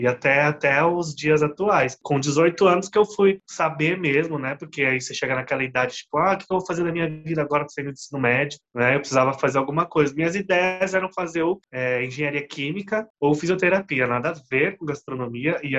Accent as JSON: {"language": "Portuguese", "town": "Guarujá", "region": "São Paulo", "country": "Brazil", "tie": "born there", "said": "Eu nasci no Guarujá, eu fui morar em Paranaguá, em Curitiba também ali morei."}